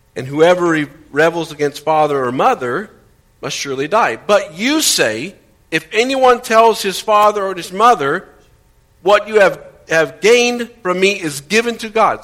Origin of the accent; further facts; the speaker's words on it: Indiana, United States; moved away; Growing up in Indiana